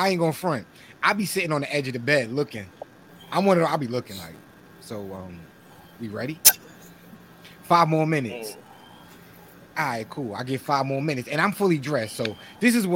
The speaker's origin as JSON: {"language": "English", "town": "New York City", "region": "New York", "country": "United States", "tie": "born or raised there", "said": "we grew up in Flushing"}